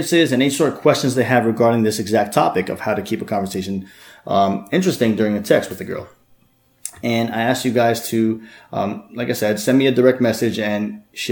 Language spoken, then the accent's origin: English; Bloomfield, New Jersey, United States; I'm actually from Jersey myself